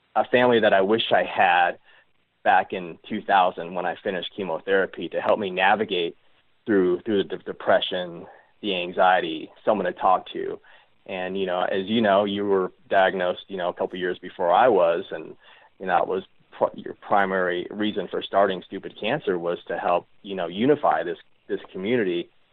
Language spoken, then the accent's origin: English; Reno, Nevada, United States; born or raised there